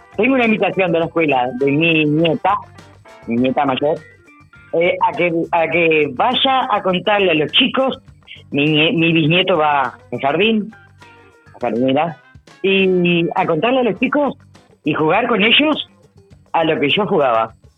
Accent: Juan Lacaze, Colonia, Uruguay; moved away as an adult; also born or lived in Montevideo; Nacida y criada acá en Juan Lacase, hace 30 años nos habíamos ido, pero siempre volvíamos

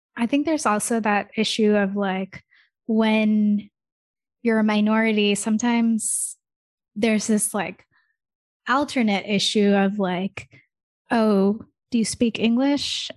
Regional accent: United States; also born or lived in Michigan; I don't really have, like, an Indian accent 'cause I grew up in America

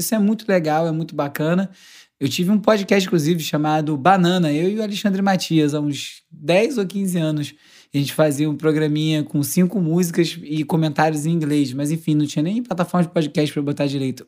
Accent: Carioca, Rio de Janeiro, Brazil; accent: carioca

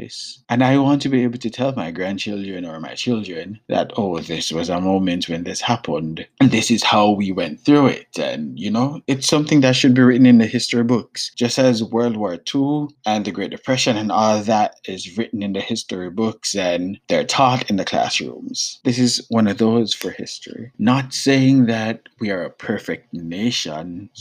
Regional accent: Jamaica; moved away; I'm Jamaican

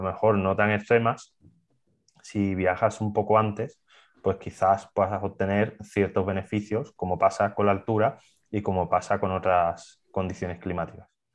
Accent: Seville, Andalusia, Spain; gente que somos de Sevilla

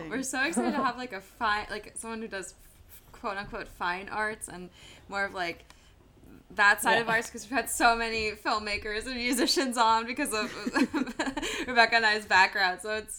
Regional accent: Germany; born there; I was born in Germany to two Americans, and the English you learn in school there is the UK English and not American English.

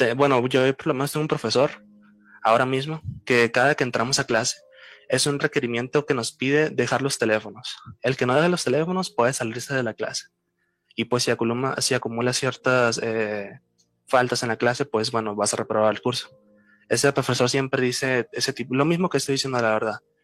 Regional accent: Culiacán, Sinaloa, Mexico; soy originario de México, de Culiacán, Sinaloa

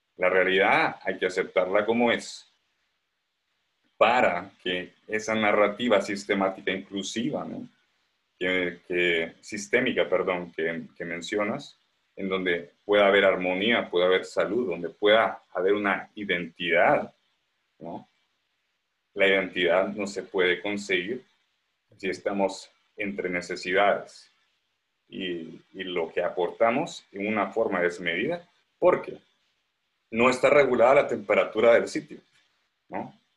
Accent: Guatemala; somos guatemaltecos, somos impulsivos

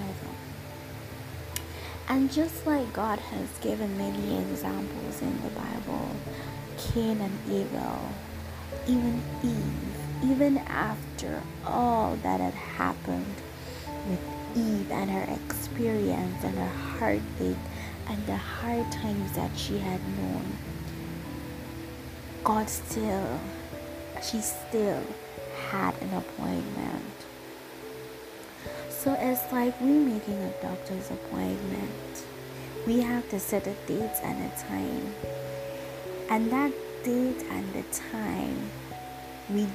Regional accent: St. Lucia; I am from St. Lucia.

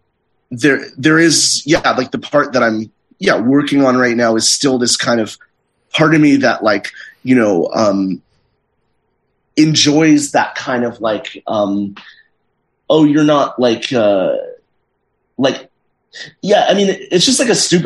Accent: Santa Monica, California, United States; growing up in Santa Monica

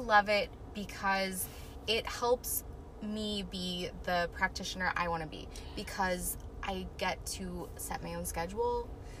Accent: Gilbert, Arizona, United States; moved away as an adult; also born or lived in Omaha, Nebraska; now in Tucson, United States; From Arizona, Gilbert.

